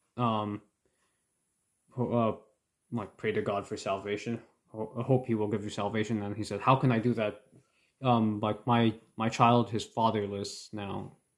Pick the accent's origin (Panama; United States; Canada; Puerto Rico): Canada; my thoughts as a Canadian